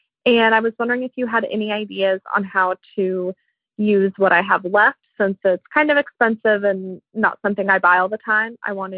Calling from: Oklahoma City, Oklahoma, United States; I'm calling from Oklahoma City.

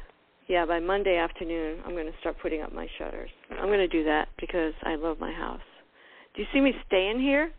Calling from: Miami, Florida, United States

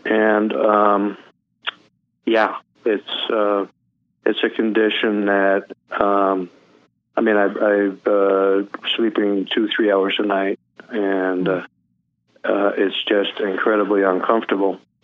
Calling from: Denver, Colorado, United States; I'm calling from Denver, Colorado

